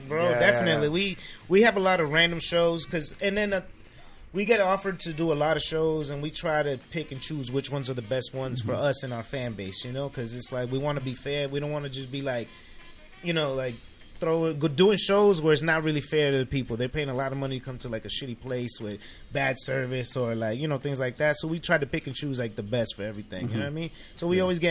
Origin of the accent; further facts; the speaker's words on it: Boston, Massachusetts, United States; moved away; I'm from Boston